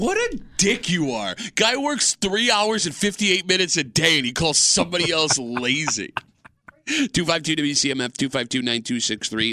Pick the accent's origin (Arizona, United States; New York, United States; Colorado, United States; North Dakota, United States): New York, United States; Gates; where I grew up in Gates